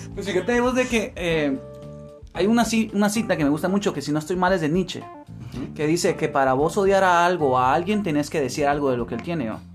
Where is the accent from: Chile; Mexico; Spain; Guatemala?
Guatemala; acá en Guatemala, que nosotros somos de Guatemala